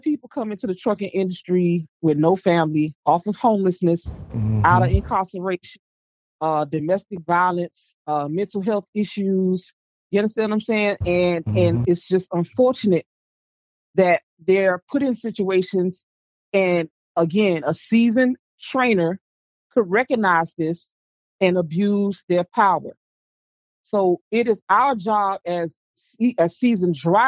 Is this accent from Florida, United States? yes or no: yes; Florida, United States; I'm from Florida.